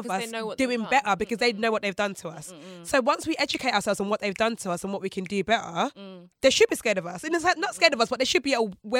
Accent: United Kingdom; I was born here, I was raised here, I would tell you I'm Nigerian.

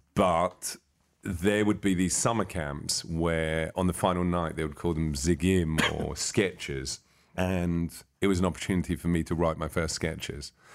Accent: London, United Kingdom; I was born in London, England

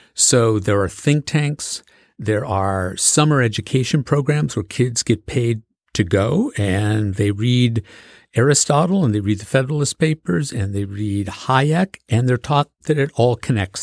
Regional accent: Macomb County, Michigan, United States; I grew up in Macomb County, Michigan, which is a blue-collar county right at the border of Detroit

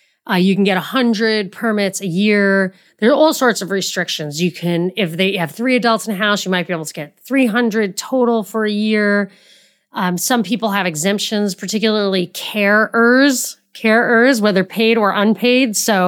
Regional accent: New York City, New York, United States; I'm from New York. I've lived in New York City many years, and everything was within.

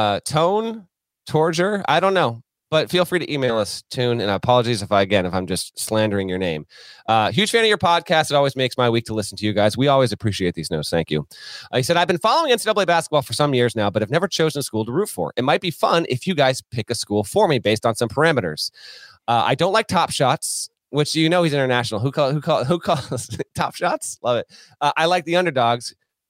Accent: Vermont, United States; I grew up in Vermont.

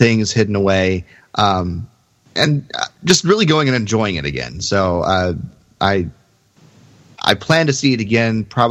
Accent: Texas, United States; I'm from Texas

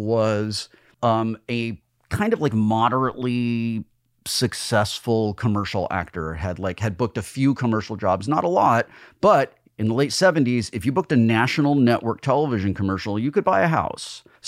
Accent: Burbank, California, United States; also born or lived in Sunland, Los Angeles; I grew up in Burbank.

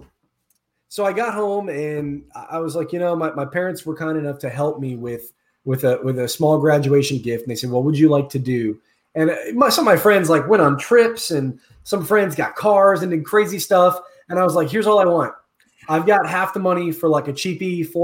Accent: Orlando, Florida, United States; I was born and raised here in Orlando, Florida.

